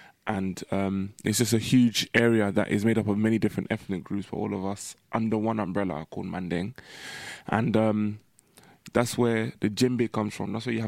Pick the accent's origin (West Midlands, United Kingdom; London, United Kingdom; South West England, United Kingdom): London, United Kingdom; being from the diaspora, being born here, but of West African heritage